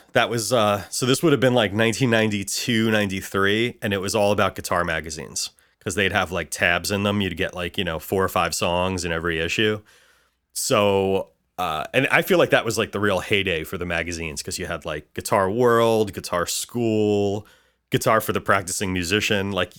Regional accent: Bayonne, New Jersey, United States; also born or lived in Dallas; I grew up in New Jersey. I was actually born in Texas, in Dallas, but I grew up in Bayonne, New Jersey.

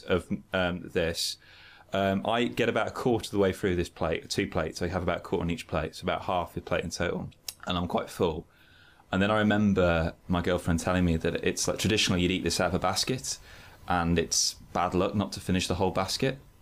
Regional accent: Birmingham, West Midlands, United Kingdom; in Birmingham, my school was quite pagan

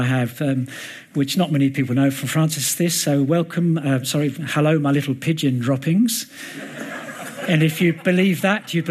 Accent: London, United Kingdom; moved away; also born or lived in Dubai; I was brought up in Mill Hill and Hendon, so it's not too far from this mighty metropolis where we are now.

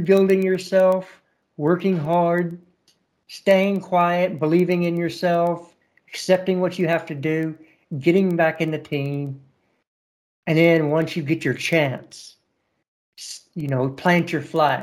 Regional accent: United States; I'm an American and we love the underdog story

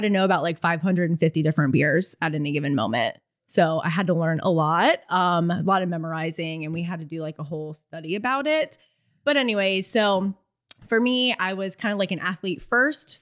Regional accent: Florida, United States; I'm from Florida, so I had no idea what the A T was.

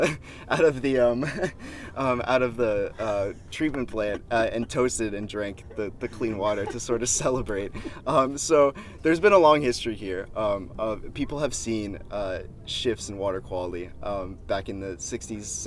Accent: Fort Myers, Florida, United States; now in Tampa, United States; I grew up in Fort Myers

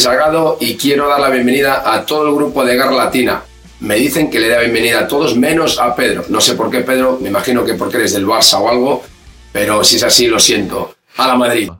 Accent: Maracaibo, Zulia, Venezuela; moved away as an adult; also born or lived in Maturín, Venezuela / Orlando, United States; now in Miami, United States; Yo diría que de Maracaibo, pero nací en Maturín.

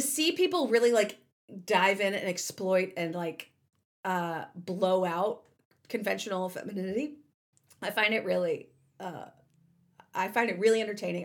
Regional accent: the South, United States; growing up in the South

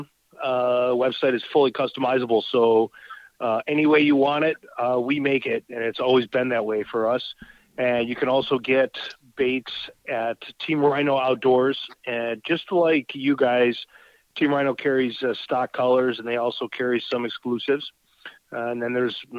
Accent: Buffalo, New York, United States; now in Wisconsin, United States; I grew up in Buffalo, New York. So I'm an East Coast boy

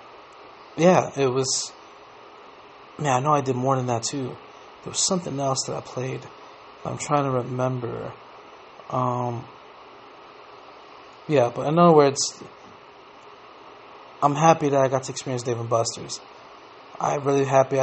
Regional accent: New York, United States; when I was growing up in New York, when we played outside a lot

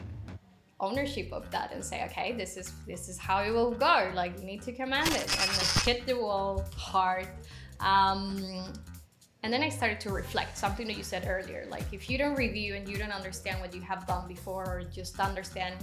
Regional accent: Colombia; I am originally from Colombia, currently in Colombia

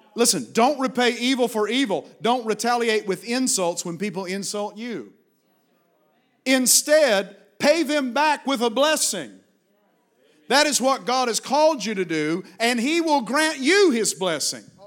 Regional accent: Virginia, United States; Virginia is my home state

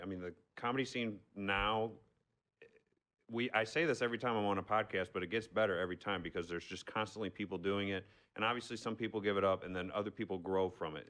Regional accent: Arnold, Missouri, United States; I still live in my hometown of Arnold. Oh, Missouri

